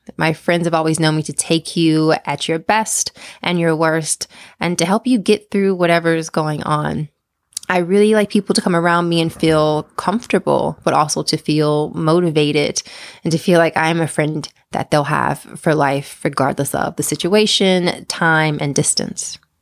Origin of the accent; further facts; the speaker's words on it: East Coast, United States; moved away; I'm originally from the East Coast.